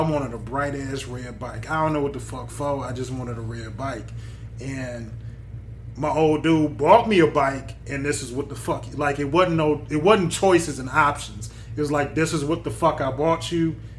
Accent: Detroit, Michigan, United States; I grew up on Puritan and War, where basically the same place I live at now.

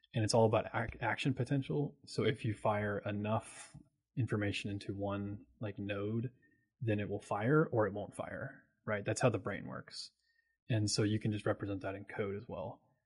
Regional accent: Oldham County, near Louisville, Kentucky, United States; I'm a Kentucky native. I'm from Louisville. I'm actually from Oldham County, um, which is like a little bit outside of Louisville

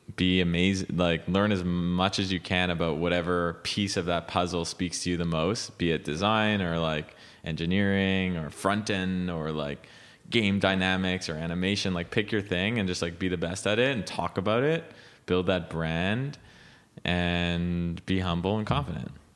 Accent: Montreal, Quebec, Canada; moved away as an adult; now in United States; growing up in Montreal

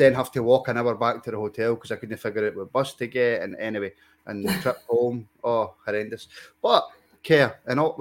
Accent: Scotland, United Kingdom; I'm Scottish

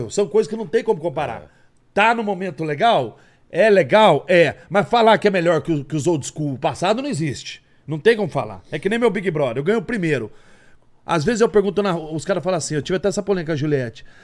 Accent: Campinas, São Paulo, Brazil; born there; moved away as an adult; also born or lived in Porto Seguro; nasci em Campinas, interior de São Paulo.

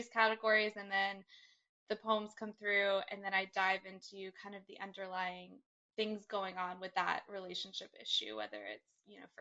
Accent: Brevard, North Carolina, United States; moved away as an adult; also born or lived in Austin, Texas; now in Los Angeles, United States; I grew up in North Carolina, a really small town

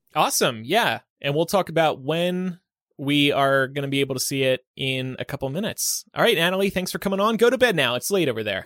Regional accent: United Kingdom; I'm actually British.

